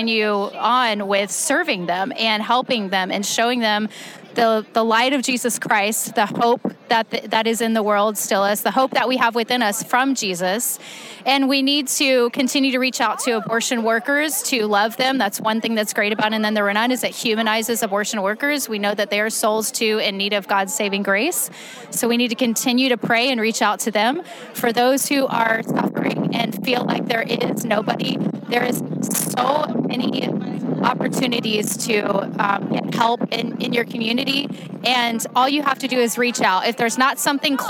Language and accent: English; Houston, Texas, United States; now in Austin, United States; I live in Austin, Texas now. I'm originally from Houston